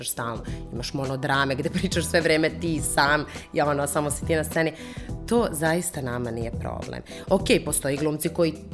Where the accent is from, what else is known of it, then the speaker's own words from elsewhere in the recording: Serbia; Toga kod nas u Srbiji toliko nema.